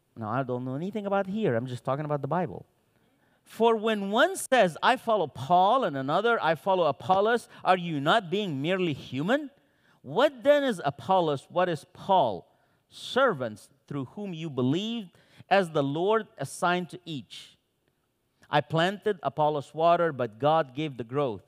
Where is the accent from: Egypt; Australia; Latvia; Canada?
Egypt; Cairo, Cairo Governorate; first language Arabic; English is a second language; also born or lived in Santa Cruz, Bolivia; now in United States; I was born in Cairo, Egypt. I lived my entire young adult life in Santa Cruz, Bolivia, from Egypt to Bolivia.